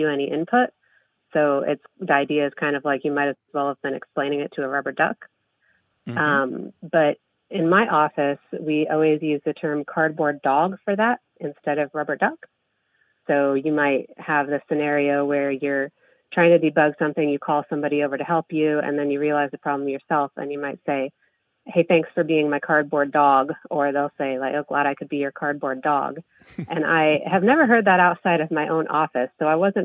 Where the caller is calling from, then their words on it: Carmel, Indiana, United States; I'm calling from Carmel, Indiana